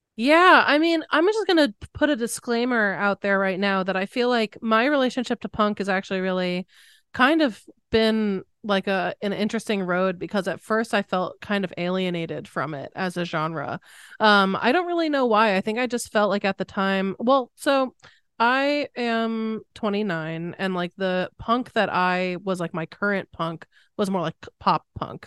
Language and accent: English; Connecticut, United States; I grew up in Connecticut